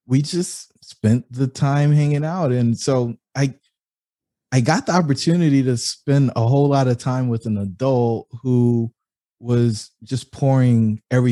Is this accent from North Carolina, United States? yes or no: yes; Fayetteville, North Carolina, United States; I grew up in Fayetteville, North Carolina